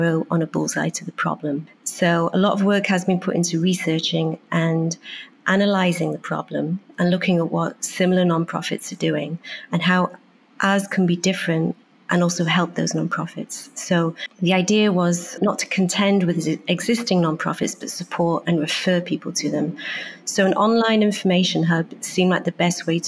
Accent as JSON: {"language": "English", "region": "Wales", "country": "United Kingdom", "tie": "born or raised there", "also_born_or_lived": "Beijing / Hong Kong / Germany / London", "moved": "as an adult", "lives_now": "New York, United States", "said": "Growing up in Wales"}